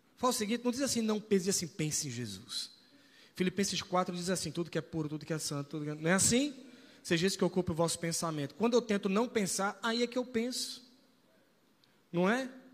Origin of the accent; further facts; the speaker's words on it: Recife, Pernambuco, Brazil; accent: Recife; also born or lived in São Paulo; Eu, por exemplo, sou de São Paulo, Tati é do Rio de Janeiro, mas fomos criados em Recife. Então a gente fala recifense. Nós temos sotaque recifense